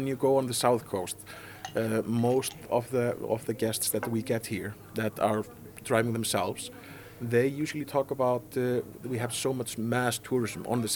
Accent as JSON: {"language": "English", "town": "Reykjavik", "region": "Capital Region", "country": "Iceland", "tie": "born or raised there", "second_language": "English", "moved": "as an adult", "lives_now": "Egilsstaðir, Iceland", "said": "I'm born and raised in Reykjavik"}